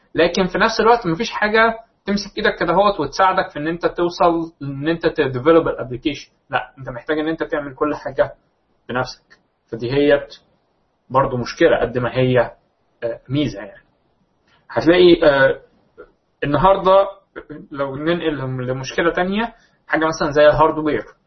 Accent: Egypt; موجود عندنا في مصر

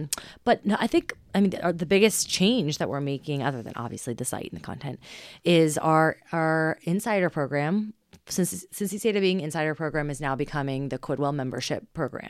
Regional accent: Cincinnati, Ohio, United States; Cincinnati. I mean, we're just a very conservative town

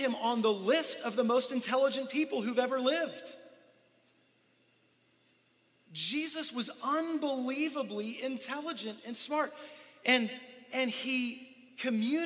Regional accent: United States; we grew up here in America

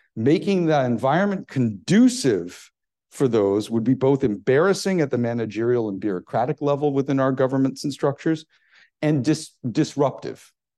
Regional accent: United States; as an American

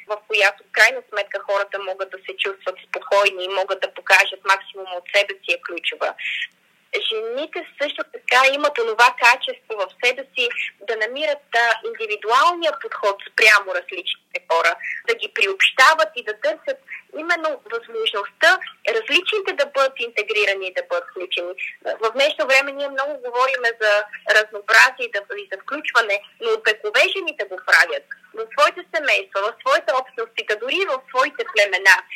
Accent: Bulgaria; ние разбира се като българи

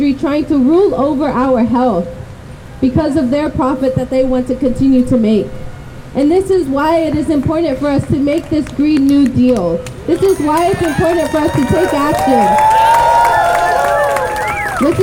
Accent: Richmond, California, United States; all my life I've grown up in Richmond

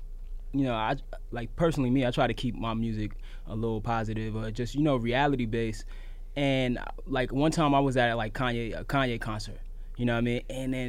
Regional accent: New York City, New York, United States; I'm from East New York, and, you know, I'm a young person in hip hop

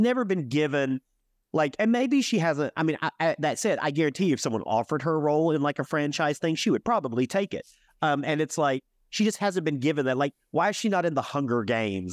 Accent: Alabama, United States; also born or lived in Birmingham, Alabama; from the South, I'm from Alabama

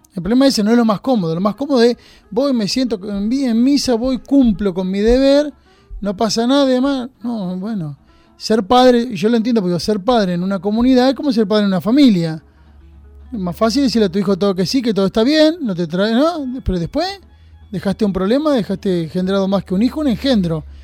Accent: Junín, Buenos Aires Province, Argentina; now in San Andrés de Giles, Argentina; yo soy de Junín, nacido en Junín

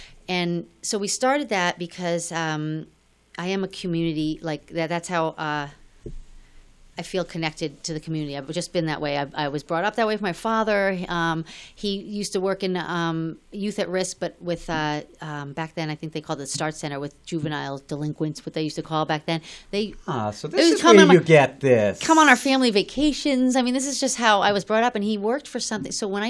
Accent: New York, United States; So when I came here and I was from New York to here, I always thought I'd be back in New York.

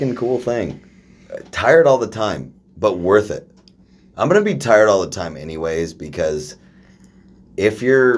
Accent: Dayton, Oregon, United States; we grew up in Oregon, where we grew up in Dayton, where there's nobody doing anything

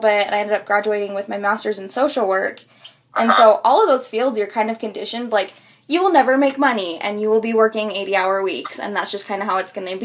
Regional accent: Utah, United States; growing up in the area I grew up in Utah

